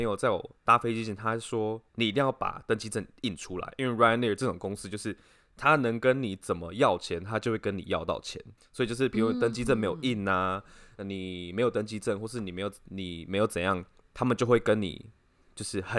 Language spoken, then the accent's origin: Chinese; China; 我是我是中国人，这样子。